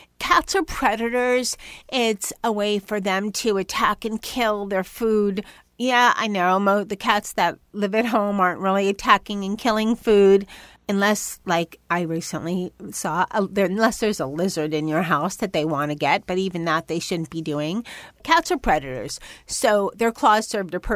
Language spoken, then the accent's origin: English; New York, United States; also born or lived in Los Angeles; I was born in New York